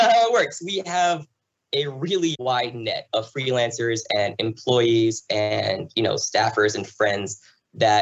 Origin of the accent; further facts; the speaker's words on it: Red Bank, New Jersey, United States; also born or lived in Pittsburgh, Pennsylvania; I grew up in New Jersey, in Springsteen country, Jersey Shore